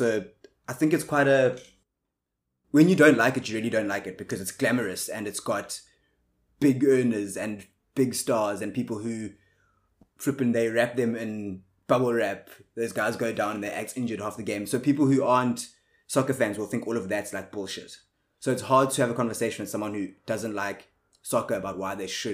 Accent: South Africa; like most South Africans are

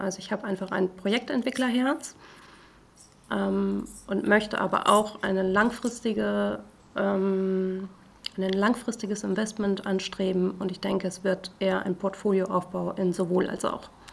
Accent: the North, Northern Germany, Germany; ein Nordlicht

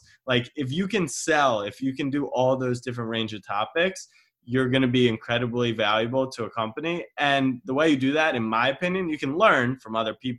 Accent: Maryland, United States; I'm from Maryland

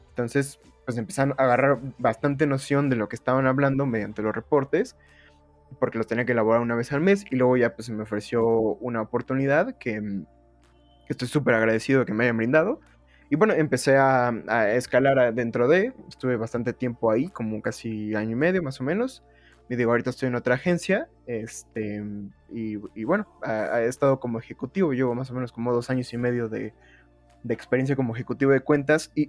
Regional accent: Oaxaca, Mexico; moved away as an adult; now in Mexico City, Mexico; yo me vine aquí a la Ciudad de México, así como, la no, eh, como en la novela del 7, digo, del 5 yo me vine de la ciudad de Oaxaca aquí a buscar a la Ciudad de México

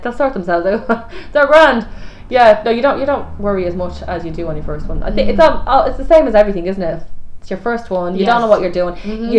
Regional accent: Ireland; we're Irish.

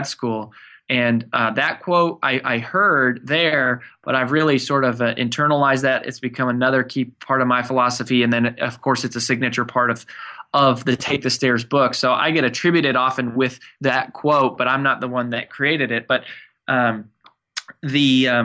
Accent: Frederick, Colorado, United States; now in Nashville, United States; I grew up in Colorado in a small town called Frederick

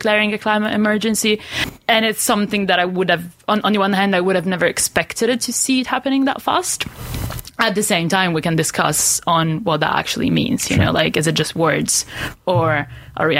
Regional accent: Italy; now in Aberdeen, United Kingdom; I'm from Italy originally.

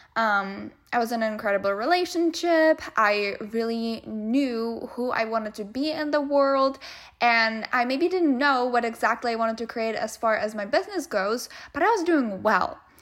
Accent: Czechia; moved away as an adult; also born or lived in Wichita Falls, Texas, United States; now in United States; I came from the Czech Republic, or Czechia, as they call it these days. I grew up there. I was there until I was twenty-three or twenty-four, and then I came to the U S

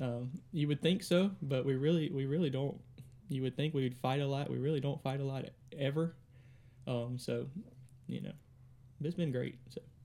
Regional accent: Drew, Mississippi, United States; also born or lived in Kosciusko, Mississippi; originally from Drew, um, about when I was, I think, thirteen, we moved from Drew

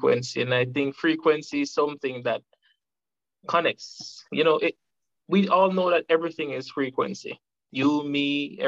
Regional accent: Jamaica; from Jamaica, a freedom fighter by nature

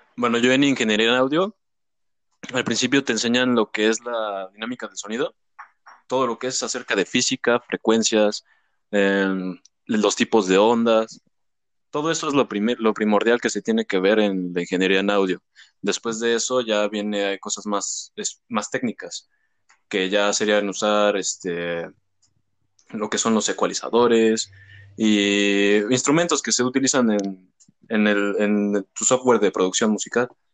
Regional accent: Mexico City, Mexico; Yo soy de México

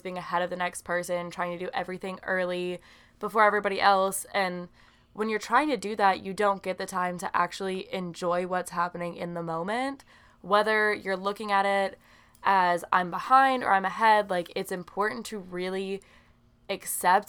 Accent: the South, United States; I was born and raised here in the South

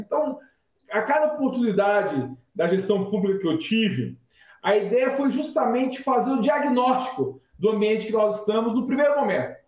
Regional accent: Nova Granada, São Paulo, Brazil; moved away as an adult; also born or lived in São José do Rio Preto; now in São Paulo, Brazil; Vim do interior de São Paulo, vim de Nova Granada, um pequeno município do interior noroeste paulista

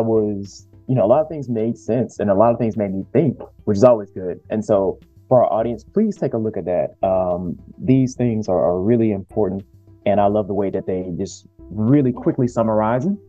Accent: the South, United States; especially as a man growing up in the South

